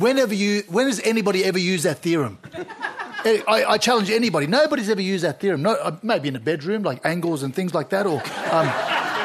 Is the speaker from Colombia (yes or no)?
no; Australia